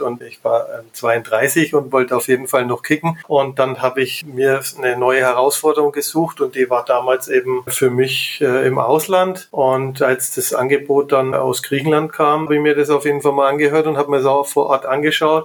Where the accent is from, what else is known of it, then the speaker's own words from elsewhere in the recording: Nuremberg, Bavaria, Germany; groß geworden bin ich hier in Nürnberg, bin hier geboren, draußen in der Nähe vom ruhmreichen Club aufgewachsen